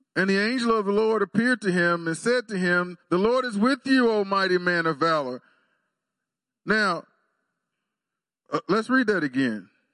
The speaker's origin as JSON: {"language": "English", "town": "Waxahachie", "region": "Texas", "country": "United States", "tie": "born or raised there", "moved": "as an adult", "lives_now": "Stillwater, United States", "said": "I went home, back to my hometown of Waxahachie"}